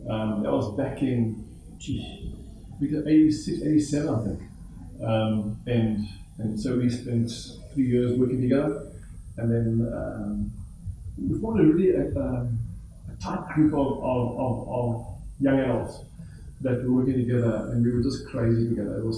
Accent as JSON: {"language": "English", "town": "Johannesburg", "region": "Gauteng", "country": "South Africa", "tie": "born or raised there", "also_born_or_lived": "Cape Town", "said": "I was born there, but I was raised in, in the Johannesburg area."}